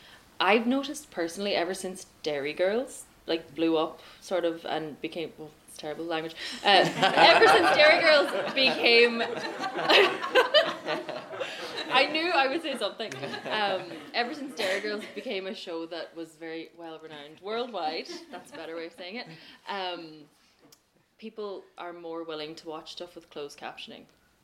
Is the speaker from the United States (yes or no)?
no; Ireland; accent: Irish; If somebody doesn't want to listen to an Irish podcast because the person has an Irish accent